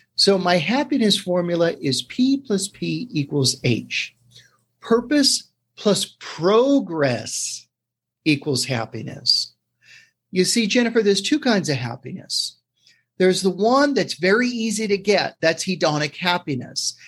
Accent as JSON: {"language": "English", "town": "New York City", "region": "New York", "country": "United States", "tie": "born or raised there", "also_born_or_lived": "Brooklyn", "said": "growing up in the 70s in New York City. I was born in Brooklyn, raised in Queens"}